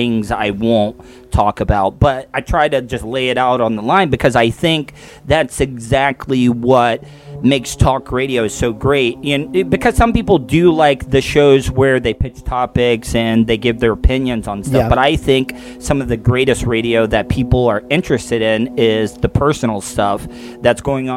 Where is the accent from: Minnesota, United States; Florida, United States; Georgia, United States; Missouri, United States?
Florida, United States; DeLeon Springs; also born or lived in Orlando, Florida / Tampa, Florida; I grew up in DeLeon Springs, Florida, which is right on the edge